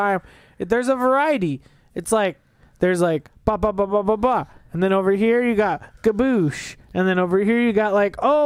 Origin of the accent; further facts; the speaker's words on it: Las Vegas, Nevada, United States; I was born here in Vegas